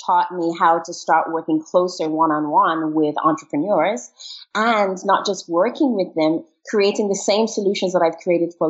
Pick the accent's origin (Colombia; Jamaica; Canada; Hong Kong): Jamaica; also born or lived in England / Trinidad and Tobago; now in Barbados; So I was born in England, but my parents are Jamaican. So I grew up in Jamaica, moved to multiple countries.